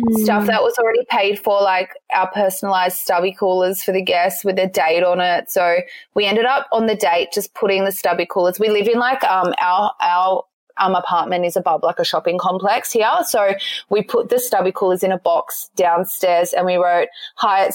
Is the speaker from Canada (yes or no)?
no; Central Coast, New South Wales, Australia; also born or lived in Sydney; I grew up on the Central Coast